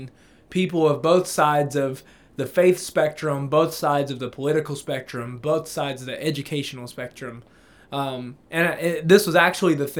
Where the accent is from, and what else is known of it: Appalachia, United States; born or raised there